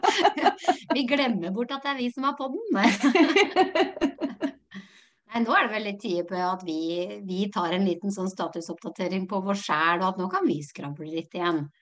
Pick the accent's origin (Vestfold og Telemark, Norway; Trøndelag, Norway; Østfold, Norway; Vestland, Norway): Vestfold og Telemark, Norway; Notodden; jeg er jo fra Råneby, Notodden